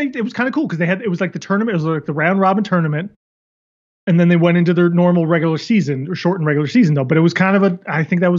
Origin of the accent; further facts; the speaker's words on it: Seattle, Washington, United States; my hometown Seattle